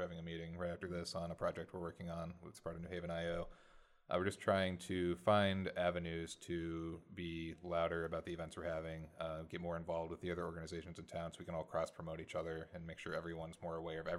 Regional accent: Connecticut, United States; I grew up in Connecticut for most of my life. My parents have been here most of their lives.

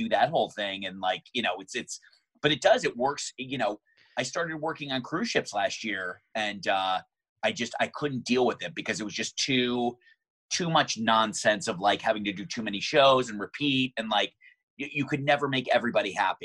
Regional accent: Michigan, United States; also born or lived in San Francisco; now in Los Angeles, United States; I was back in Michigan in my hometown

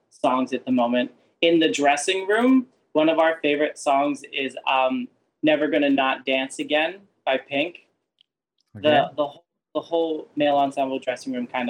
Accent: Pittsburgh, Pennsylvania, United States; moved away; also born or lived in Winchester, Virginia; my parents, growing up, they would take us to the Benenum Center to see musicals in Pittsburgh. So I grew up going to see theater

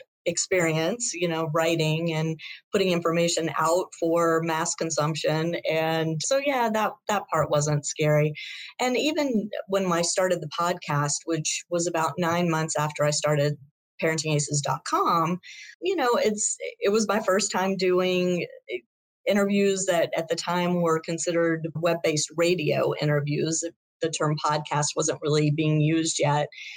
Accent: Shreveport, Louisiana, United States; we grew up together in Shreveport, Louisiana, and we're on a high school team together

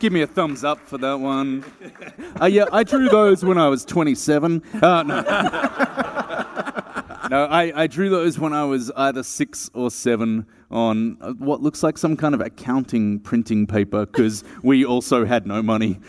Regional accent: Melbourne, Victoria, Australia; I'm from Melbourne, Australia

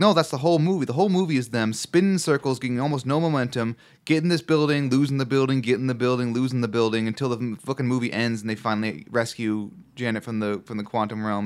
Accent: Chicago, Illinois, United States; accent: Chicago; my Chicago accent

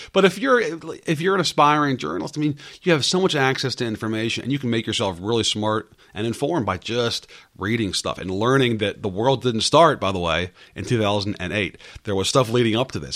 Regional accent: Northern Virginia, United States; I grew up in Northern Virginia

